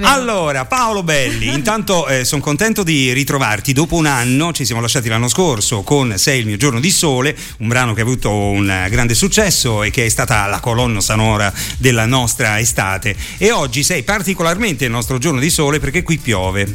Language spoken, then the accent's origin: Italian; Rome, Lazio, Italy; moved away; sono di Roma